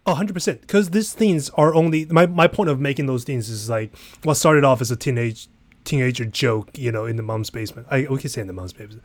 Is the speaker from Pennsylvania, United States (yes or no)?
yes; Pennsylvania, United States; my home state, Pennsylvania